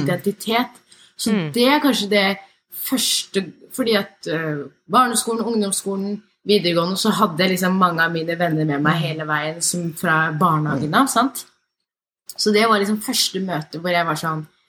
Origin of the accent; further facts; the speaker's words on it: Norway; jeg er født og oppvokst her